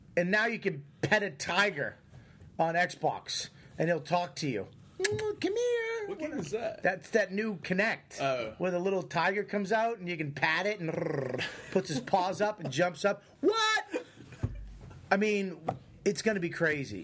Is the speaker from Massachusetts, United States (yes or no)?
yes; Boston, Massachusetts, United States; I'm from Boston